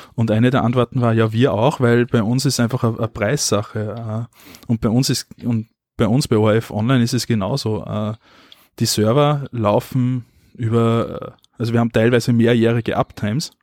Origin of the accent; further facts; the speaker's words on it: Austria; bei uns in Österreich